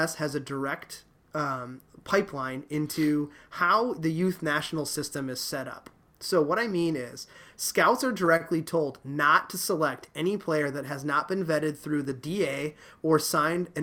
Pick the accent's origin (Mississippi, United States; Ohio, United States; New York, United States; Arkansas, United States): Ohio, United States; Dayton; I grew up in Dayton, Ohio